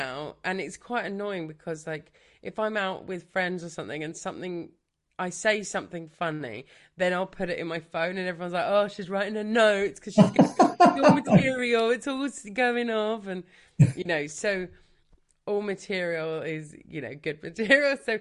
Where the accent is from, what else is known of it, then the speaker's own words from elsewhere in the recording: Brighton, South East England, United Kingdom; I'm from Brighton, so I grew up here